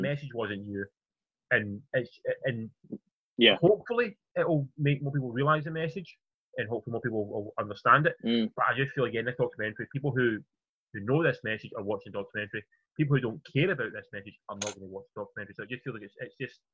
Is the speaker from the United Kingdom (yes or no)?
yes; United Kingdom; Being British and being back to the BBC, we all grew up with that on the TV all the time.